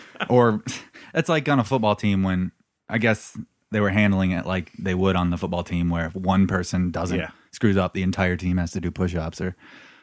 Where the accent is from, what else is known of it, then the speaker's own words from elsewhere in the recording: Anderson, Indiana, United States; I was born in Anderson, Indiana.